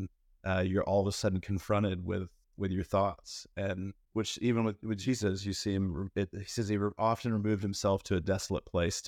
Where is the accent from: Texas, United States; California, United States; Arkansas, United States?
Arkansas, United States; Fayetteville; I'm from Fayetteville and have been working at a church as a worship pastor